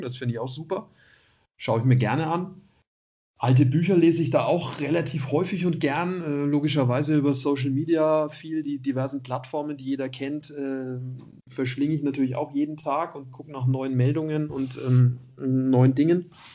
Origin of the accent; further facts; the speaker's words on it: Nuremberg, Bavaria, Germany; moved away; also born or lived in Munich; als Nürnberger.